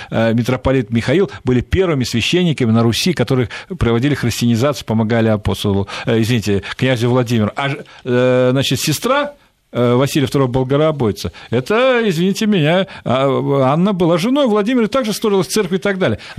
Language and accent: Russian; Central Asia, Fergana Valley, Uzbekistan; also born or lived in Transcaucasia; now in Russia; Я родился, вырос в Средней Азии, в Ферганской долине